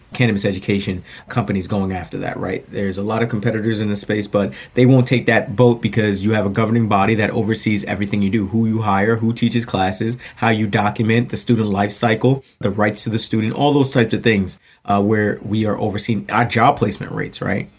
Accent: New Jersey, United States; moved away; I grew up in New Jersey, actually, right outside the New York area. So I grew up 10 yeah. minutes from Manhattan.

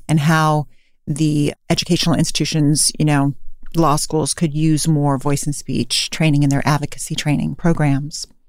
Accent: Davis, California, United States; now in San Francisco, United States; I'm from Davis, California originally

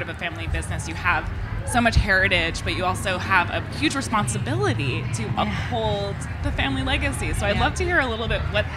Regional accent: New York City, New York, United States; I'm from Brooklyn

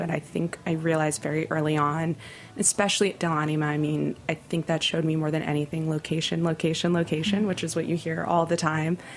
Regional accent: New York, United States; Thankfully, I came from New York.

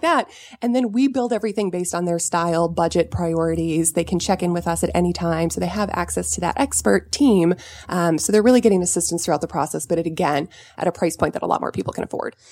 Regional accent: Southern California, United States; I grew up in Southern California

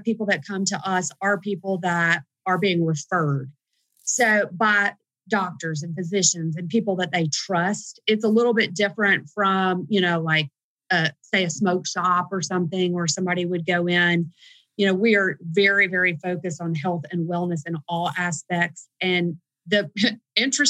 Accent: the South, United States; we're from the South

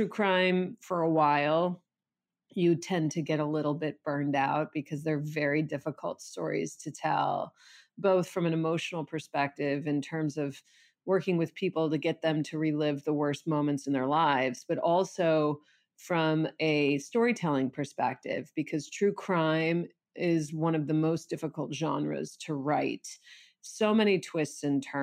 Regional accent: Chicago, Illinois, United States; I grew up in Chicago. I went to his high school.

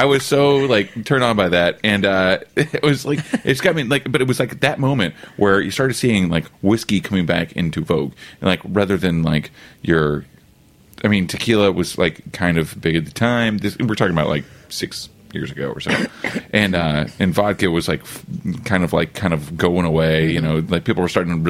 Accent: United States; as Americans

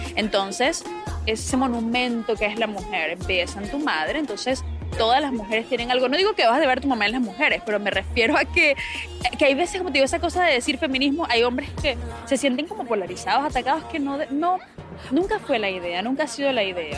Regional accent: Barquisimeto, Lara, Venezuela; moved away; como decimos en mi tierra

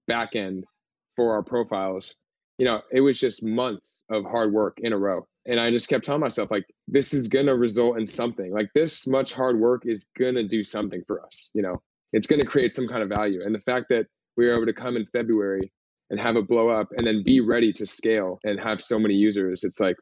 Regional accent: Berkeley, California, United States; now in Los Angeles, United States; I'm from Berkeley, so up in the North Bay

